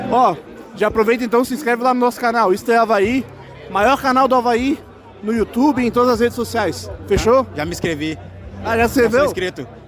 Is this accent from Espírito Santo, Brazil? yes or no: yes; Espírito Santo, Brazil; Sou lá do Espírito Santo.